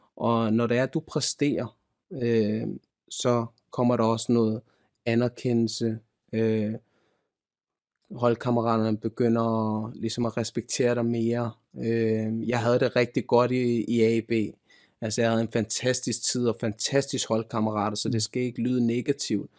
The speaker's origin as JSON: {"language": "Danish", "country": "Denmark", "tie": "born or raised there", "said": "Jeg er født og opvokset i Danmark"}